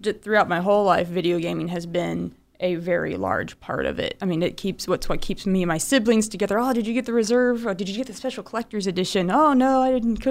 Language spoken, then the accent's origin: English; Pryor / Claremore, Oklahoma, United States; also born or lived in Illinois; I've lived in Oklahoma since I was 1 year old. We came down from Illinois, so I tend to say winda every now and then instead of window due to my roots. But I grew up in a really small town of Pryor / Claremore, Oklahoma